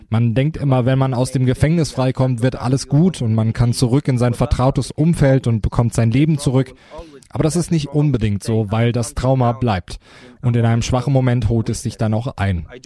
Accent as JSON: {"language": "German", "country": "Syria", "said": "Was da in meinem Heimatland passiert, das muss den Menschen in Europa, in Deutschland bewusster werden. Strafgefangener in Syrien zu sein, bedeutet nicht unbedingt, dass man kriminell ist."}